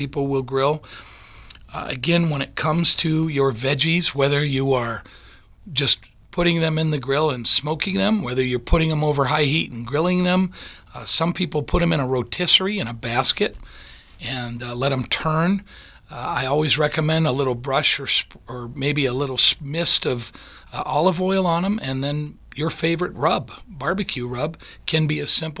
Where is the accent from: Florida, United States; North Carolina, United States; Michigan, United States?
Michigan, United States; when I grew up in Michigan